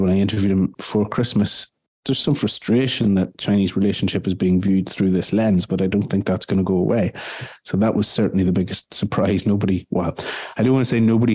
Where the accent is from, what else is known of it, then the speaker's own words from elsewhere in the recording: Ireland; as an Irishman